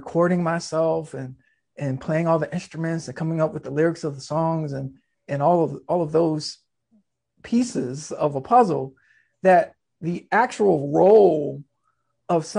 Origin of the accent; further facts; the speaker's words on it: Norfolk, Virginia, United States; I was born in Norfolk, Virginia